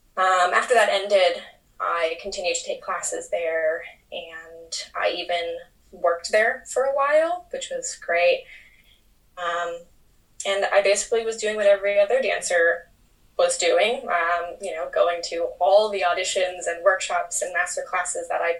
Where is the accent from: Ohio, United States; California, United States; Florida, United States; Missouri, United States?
Florida, United States; moved away as an adult; also born or lived in New York; now in United Kingdom; I'm originally from Florida, but I now live in the UK. I moved to New York when I was 18 years old. I'm now 28